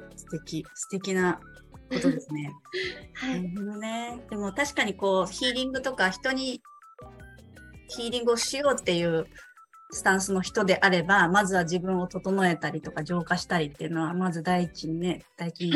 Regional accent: Hokkaido, Japan; 私、北海道なんですよ。

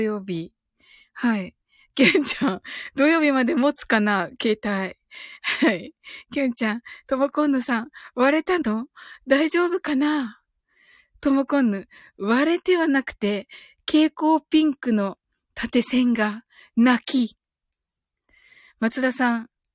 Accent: Kumamoto, Japan; 生まれは熊本です

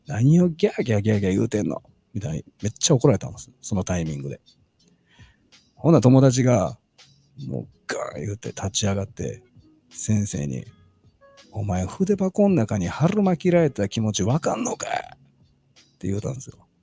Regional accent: Kansai, Japan

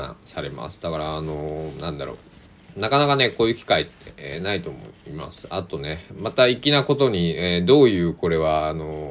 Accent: Kochi, Japan; 僕は地元高知での全部話なんですけどね

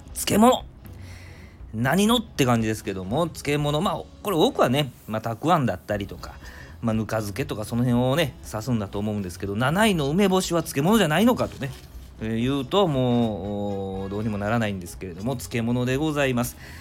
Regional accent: Nara, Japan; 生まれは奈良

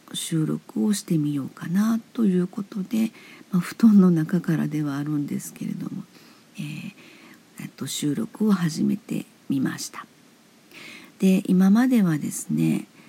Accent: Osaka, Japan; now in Hyogo, Japan; 私は大阪生まれ大阪育ち現在兵庫県に住んでいます

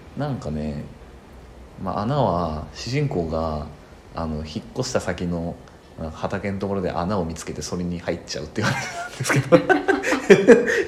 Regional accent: Toyama, Japan; 子供の頃はあの、まあ、富山で生まれたのでね、立山連峰とか見てた

